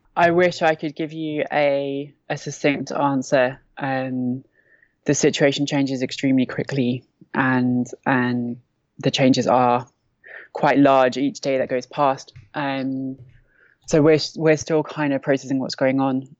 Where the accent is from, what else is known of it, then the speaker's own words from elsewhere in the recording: London, United Kingdom; moved away as an adult; now in Derik, Syria; I'm from London. I'm 32